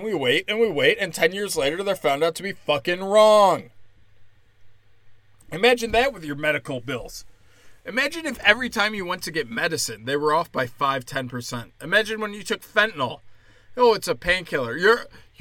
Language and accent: English; United States; as an American